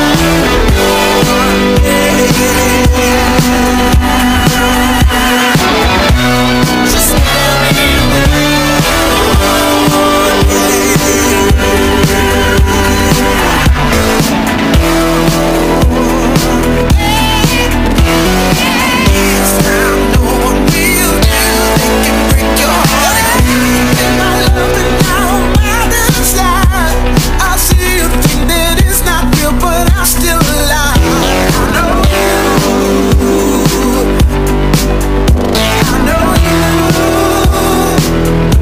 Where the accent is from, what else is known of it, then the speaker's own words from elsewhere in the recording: the north of England, United Kingdom; now in Royston, United Kingdom; I'm from Northern England